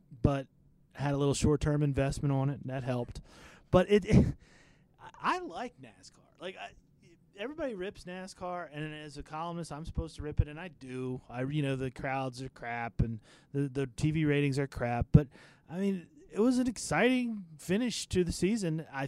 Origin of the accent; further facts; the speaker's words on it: Maryland, United States; moved away; I'm from Maryland, so I didn't grow up watching it.